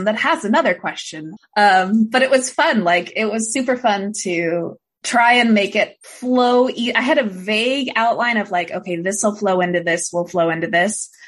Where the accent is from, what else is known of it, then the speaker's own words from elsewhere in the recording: Portland, Oregon, United States; I'm also from Portland originally